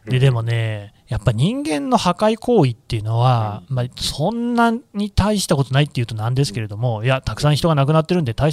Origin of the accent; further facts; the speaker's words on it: Aichi, Japan; あの僕はね、地元愛知県なんですけれども